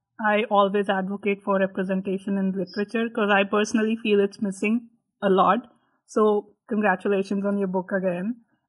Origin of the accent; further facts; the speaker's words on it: Punjab, India; I am from Punjab.